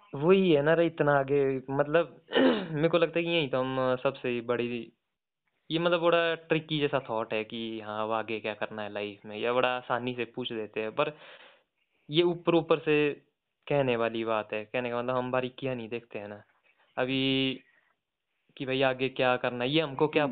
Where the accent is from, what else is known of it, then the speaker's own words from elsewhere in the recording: Kullu, Himachal Pradesh, India; also born or lived in Shimla; मैं कुल्लू से हूँ